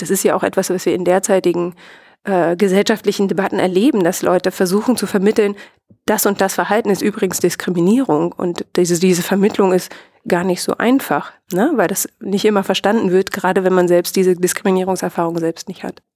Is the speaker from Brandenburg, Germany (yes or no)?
yes; Brandenburg, Germany; ich selbst habe eine ganz starke Identität als, als Ostdeutsche und als Brandenburgerin